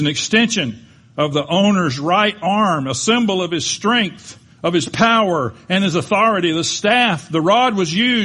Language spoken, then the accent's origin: English; Panama City, Florida, United States; we grew up in Panama City, Florida